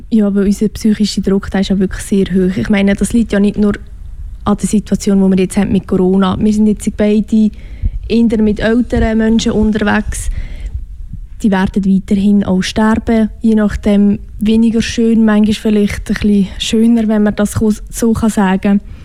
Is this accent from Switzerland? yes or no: yes; Switzerland; accent: Swiss German; first language Swiss German; meine Muttersprache ist Schweizerdeutsch